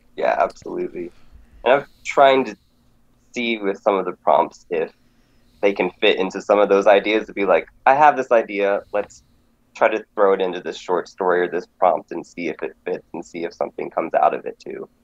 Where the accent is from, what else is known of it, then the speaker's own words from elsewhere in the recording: Alaska, United States; now in Lancaster, United States; I grew up in Alaska, so I'm uh, from the last frontier